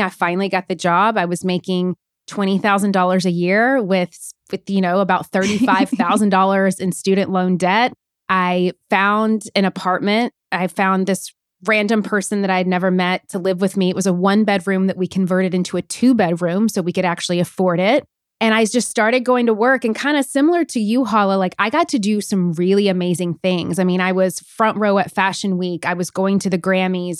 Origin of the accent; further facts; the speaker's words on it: Nashville, Tennessee, United States; moved away as an adult; also born or lived in New York City; I'm from Nashville, Tennessee, actually originally from a really smart, small town in Tennessee